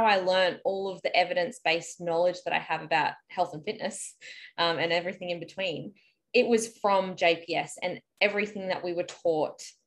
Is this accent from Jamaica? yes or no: no; Brisbane, Queensland, Australia; also born or lived in Lismore, New South Wales / Melbourne; I'm from Brisbane and I currently live in Brisbane, but I have lived in Lismore, which is northern New South Wales